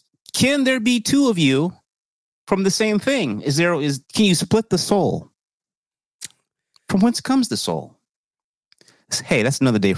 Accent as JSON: {"language": "English", "country": "United Kingdom", "said": "As a British commoner, I guess, you know, shit, man."}